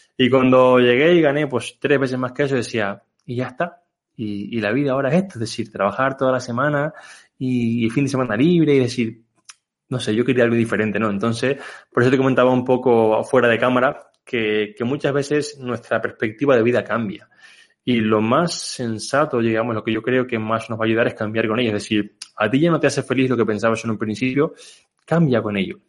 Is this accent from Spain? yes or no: yes; Canary Islands, Spain; moved away as an adult; also born or lived in Barcelona; now in Mallorca, Spain; yo soy una persona que soy de Canarias